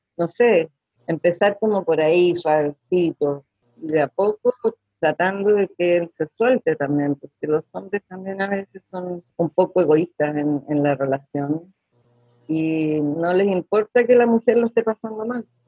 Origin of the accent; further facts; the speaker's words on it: Chile; soy chilena